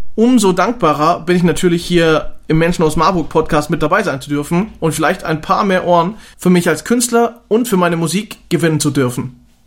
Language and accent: German; Austria; aufgewachsen in Österreich im schönen Kernwaldetal mitten in den Bergen